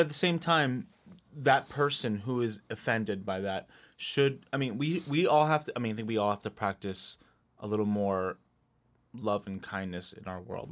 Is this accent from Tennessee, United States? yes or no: no; Pennsylvania, United States; growing up in Pennsylvania, trying to be more white than brown.